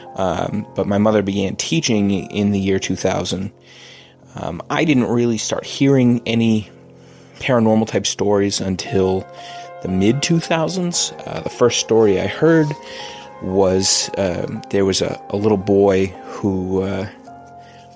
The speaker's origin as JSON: {"language": "English", "region": "Massachusetts", "country": "United States", "tie": "born or raised there", "said": "We're from Massachusetts"}